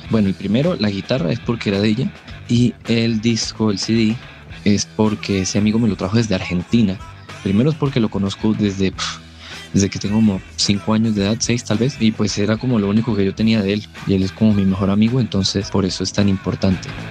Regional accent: San Cristóbal, Táchira, Venezuela; moved away as an adult; now in Colombia; Yo soy de San Cristóbal, Táchira, Venezuela

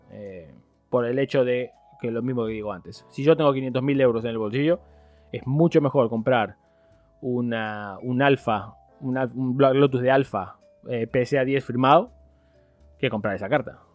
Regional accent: Spain; moved away; en, España teníamos la, Era la URSA

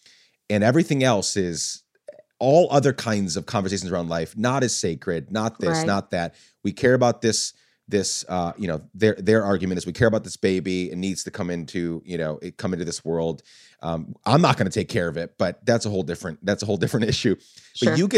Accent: Guatemala; I grew up in a very violent country. I grew up in Guatemala.

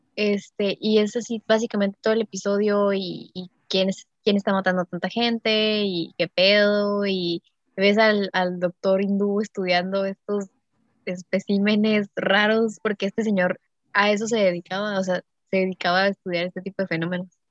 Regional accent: Mexico; soy mexicana

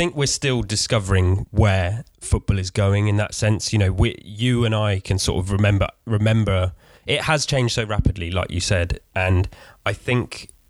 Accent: Weymouth, South West England, United Kingdom; moved away as an adult; because I was living away from Weymouth for a while, and then since moving back

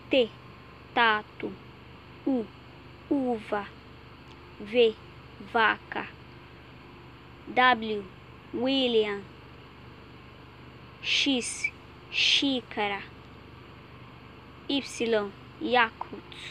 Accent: Nigeria; Portuguese is a second language; moved away; sou da Nigéria, eu tenho 20 anos, eu falo inglês e estudando português.

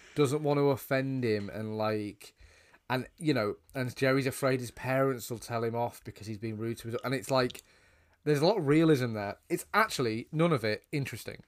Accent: United Kingdom; as two British guys

